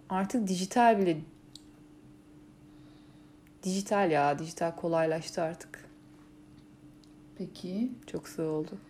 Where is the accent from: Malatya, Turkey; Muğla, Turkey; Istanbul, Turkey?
Istanbul, Turkey; İstanbul İstanbul'dayız ya biz. Evet. Ee, İstanbulluyuz